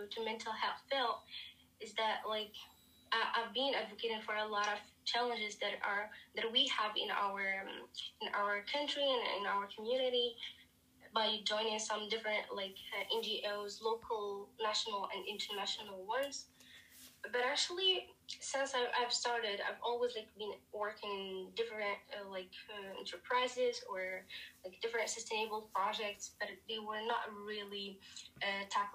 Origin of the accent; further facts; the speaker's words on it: Morocco; I am from, I've been born and raised in Morocco, north of Africa.